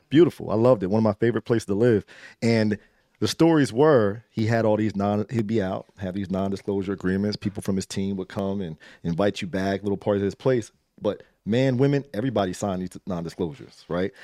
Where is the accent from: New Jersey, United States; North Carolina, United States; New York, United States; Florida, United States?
New Jersey, United States; Trenton; also born or lived in Baltimore; I grew up in Trenton